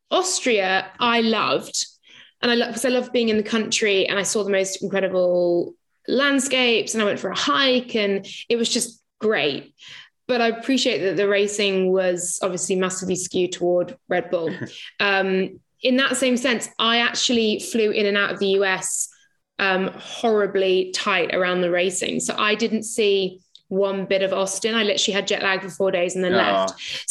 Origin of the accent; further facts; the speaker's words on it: England, United Kingdom; I'm English.